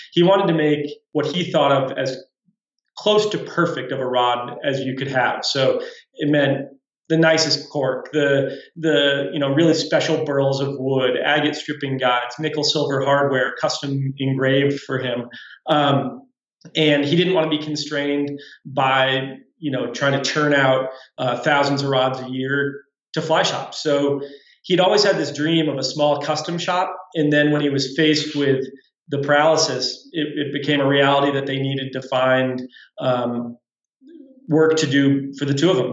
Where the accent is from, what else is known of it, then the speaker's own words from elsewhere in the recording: East Coast, United States; now in Bozeman, United States; I grew up back on the East Coast